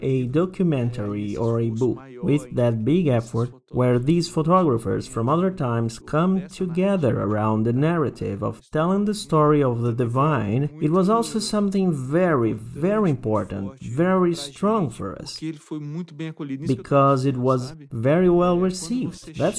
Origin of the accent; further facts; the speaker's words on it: Rondônia, Brazil; because I grew up here in Rondônia.